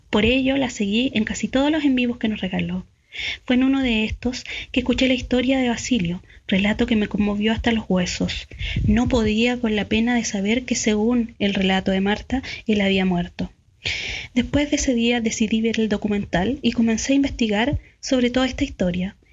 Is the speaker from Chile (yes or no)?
yes; Chile; also born or lived in Valparaíso